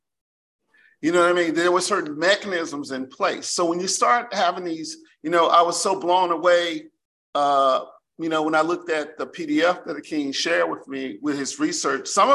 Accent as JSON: {"language": "English", "region": "Mississippi Delta", "country": "United States", "tie": "born or raised there", "said": "growing up in Mississippi, in the Delta in particular, you had a pronounced sense of deprivation"}